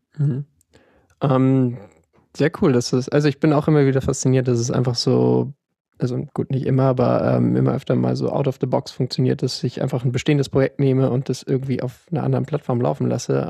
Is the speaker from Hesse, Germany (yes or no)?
no; Hamburg, Germany; bin 27 Jahre alt, komme aus Hamburg